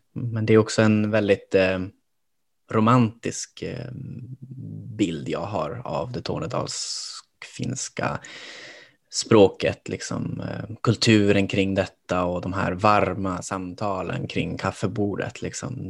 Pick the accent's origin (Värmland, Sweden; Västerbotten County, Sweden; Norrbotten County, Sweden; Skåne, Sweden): Norrbotten County, Sweden; Kiruna; moved away as an adult; now in Stockholm, Sweden; även om jag är från Norrbotten så växte jag upp liksom i en stad. Åtminstone tyckte jag det själv, att det var ju en stad jag växte upp i, Kiruna